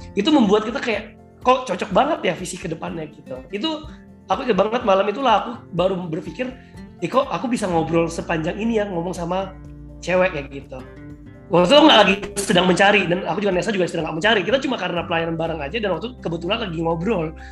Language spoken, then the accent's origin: Indonesian; Batam, Riau Islands, Indonesia; moved away as an adult; now in Jakarta, Indonesia; aku kan orang Batam